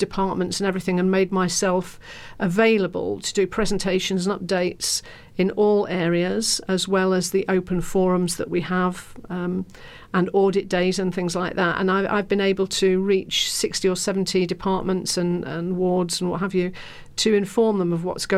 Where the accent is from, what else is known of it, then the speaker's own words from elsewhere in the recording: Lincolnshire, East Midlands, United Kingdom; now in London, United Kingdom; I come from Lincolnshire, and my mum's still up there.